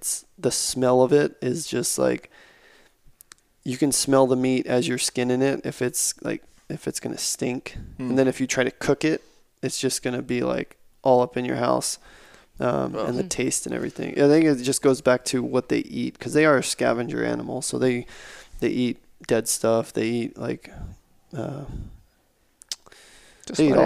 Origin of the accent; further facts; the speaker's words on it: South Texas, United States; I grew up in South Texas